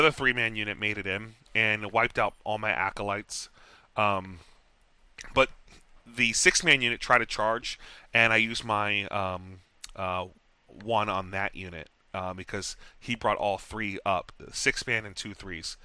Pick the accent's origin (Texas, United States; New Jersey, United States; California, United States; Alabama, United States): Texas, United States; moved away; I'm from Texas